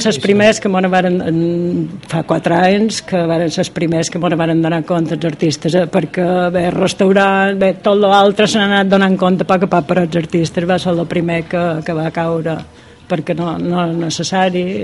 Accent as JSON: {"language": "Catalan", "town": "Campos", "region": "Balearic Islands", "country": "Spain", "said": "és el meu poble"}